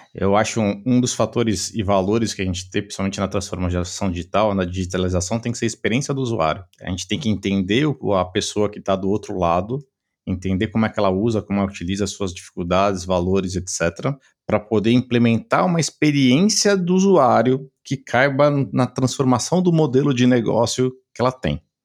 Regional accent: São Paulo, Brazil; sou de São Paulo, né? Dá para o pessoal talvez veja pelo sotaque aqui um pouquinho diferente

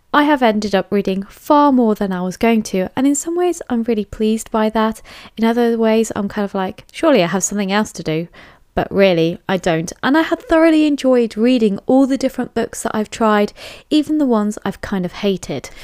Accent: England, United Kingdom; I am English

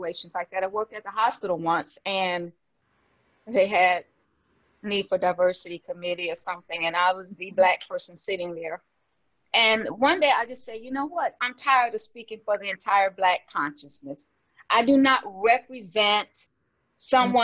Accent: United States; I'm African American

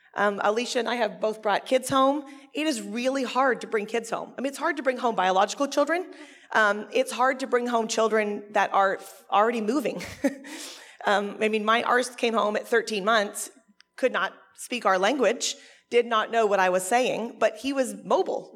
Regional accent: Canada; I'm actually Canadian

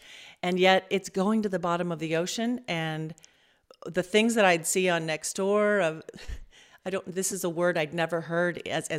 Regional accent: Los Angeles, California, United States; So I'm from Los Angeles. I'm third generation Southern California

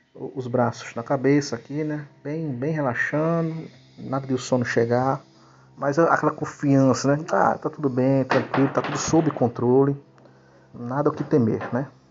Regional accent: Limoeiro, Pernambuco, Brazil; sou natural de Limoeiro, uh, do estado de Pernambuco, da Zona da Mata uh, de Pernambuco

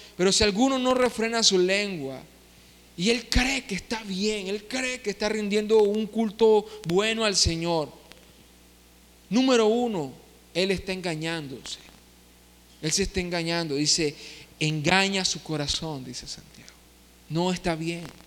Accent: Nicaragua; Nosotros como nicaragüenses

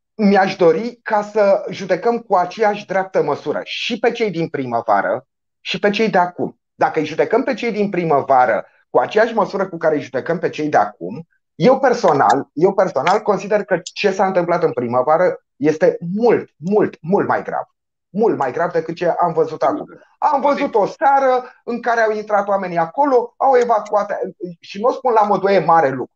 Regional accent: Romania; ca un român

